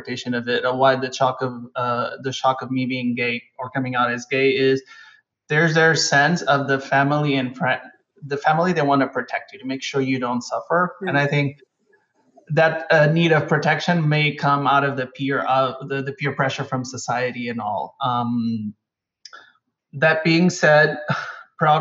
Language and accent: English; Almada, Lisbon, Portugal; moved away as an adult; I was born and raised in Almada, which is the suburbs of Lisbon.